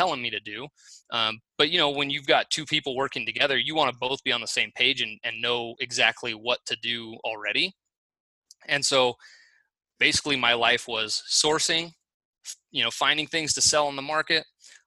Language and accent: English; Fresno, California, United States; moved away as an adult; also born or lived in San Luis Obispo, California; now in Boise, United States; I'm born and raised in Fresno.